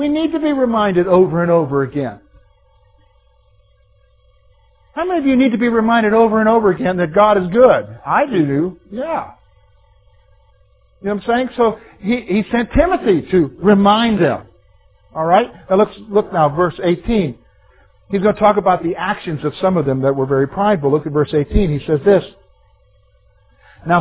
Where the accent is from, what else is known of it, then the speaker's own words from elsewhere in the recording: the Carolinas, United States; Growing up in Carolinas